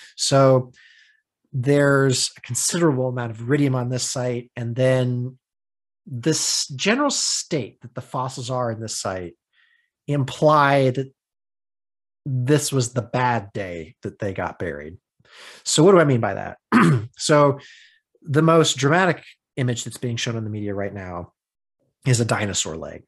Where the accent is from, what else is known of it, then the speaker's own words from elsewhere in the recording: United States; I'm from the States.